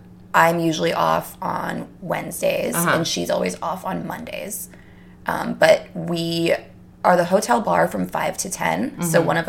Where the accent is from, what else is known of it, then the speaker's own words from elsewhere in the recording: Wisconsin, United States; now in New York, United States; I grew up in Wisconsin.